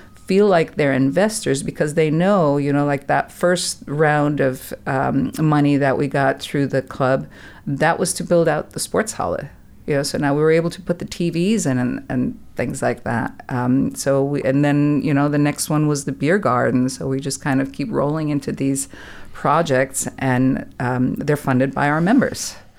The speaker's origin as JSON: {"language": "English", "country": "Germany", "tie": "born or raised there", "also_born_or_lived": "California", "moved": "as an adult", "lives_now": "Texas, United States", "said": "I was born and raised in Germany"}